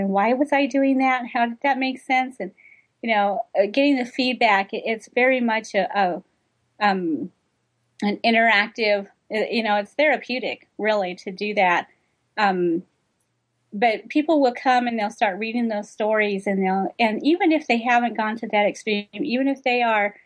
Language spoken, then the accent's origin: English; United States; I'm American